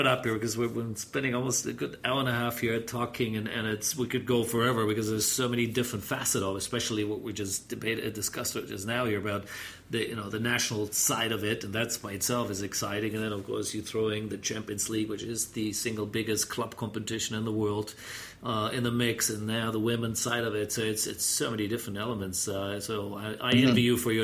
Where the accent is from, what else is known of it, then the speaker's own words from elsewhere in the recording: Germany; my home country, and of course Germany